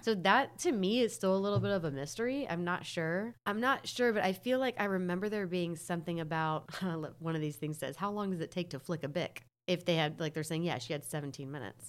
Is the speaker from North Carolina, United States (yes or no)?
yes; North Carolina, United States; I'm from North Carolina